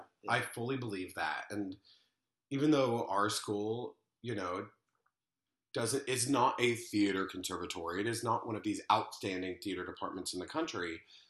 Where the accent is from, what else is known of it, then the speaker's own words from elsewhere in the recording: Little Rock, Arkansas, United States; also born or lived in Oxford, Mississippi; now in New York, United States; I'm from Little Rock, Arkansas.